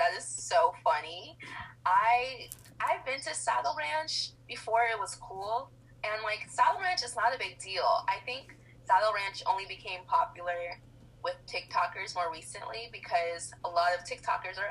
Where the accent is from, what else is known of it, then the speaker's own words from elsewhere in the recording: Florida, United States; moved away as an adult; now in California, United States; I'm originally from Florida, and I've been back and forth between Florida and California